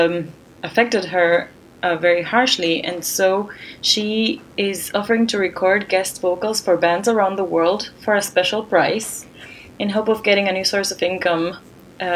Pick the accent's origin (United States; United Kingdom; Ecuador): Ecuador; moved away; in my home country of Ecuador